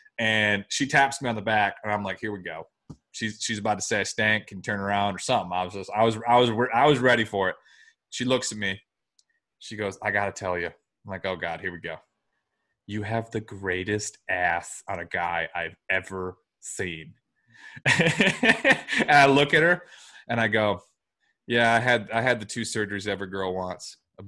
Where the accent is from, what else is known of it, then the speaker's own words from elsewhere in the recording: Michigan, United States; I'm from Michigan.